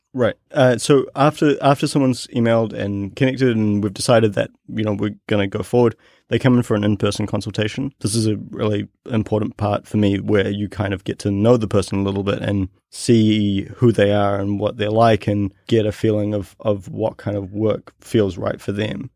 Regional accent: New Zealand; growing up in New Zealand, I lived in a, in a neighborhood that wa, had a really big Polynesian population.

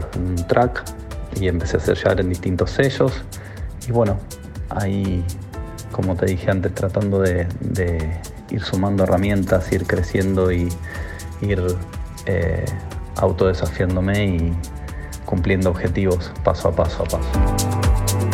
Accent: Buenos Aires, Argentina; soy de Buenos Aires, capital federal, más precisamente del barrio de Caballito

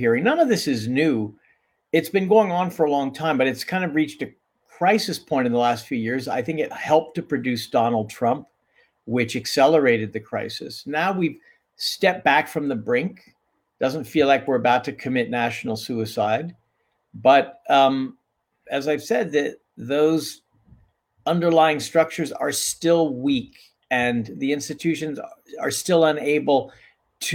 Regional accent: California, United States; now in Brooklyn, United States; I still feel like a Californian in the East

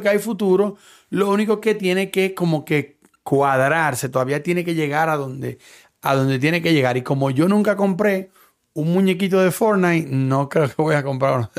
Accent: Dominican Republic; moved away; yo soy dominicano

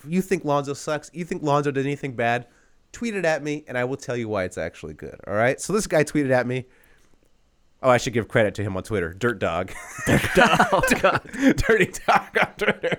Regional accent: California, United States; I'm from California

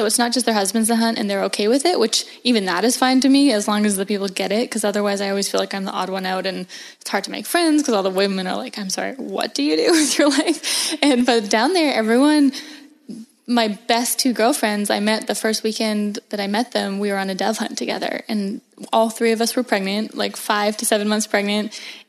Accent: Vancouver Island, British Columbia, Canada; moved away as an adult; now in Raleigh, United States; So I am from Vancouver Island in Canada, which is an absolutely beautiful place. It's actually where we're recording right now. And it's, yeah, I'm from just down the road. And I loved growing up here. It's very, very outdoorsy.

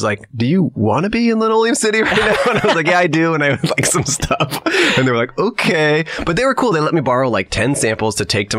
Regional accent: Colorado, United States; also born or lived in Bay Area, California; I grew up in Colorado, and I camped a lot growing up. Actually, when we moved to Colorado, I was 9 years old, and I lived in the Bay Area, and then my mom moved me and my two siblings to Colorado.

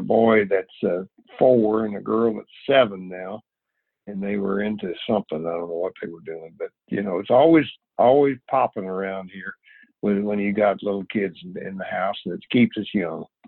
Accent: Missouri, United States; moved away; we're both from Missouri

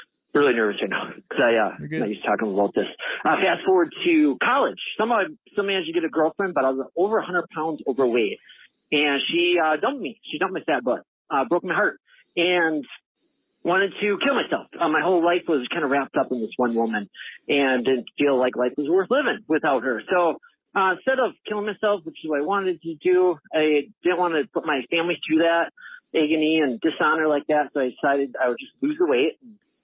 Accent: Eau Claire, Wisconsin, United States; I'm from Eau Claire, Wisconsin

